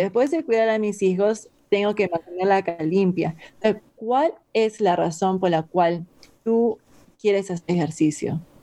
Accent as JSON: {"language": "Spanish", "country": "Peru", "moved": "yes", "said": "yo soy de Perú y yo he sido criada con papa y arroz mezclado"}